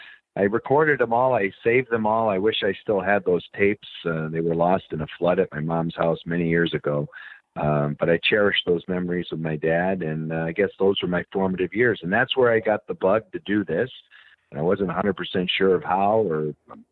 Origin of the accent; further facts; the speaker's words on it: Springfield, Massachusetts, United States; moved away as an adult; also born or lived in Hartford, Connecticut; I grew up in Springfield, Massachusetts, 90 miles west of Boston.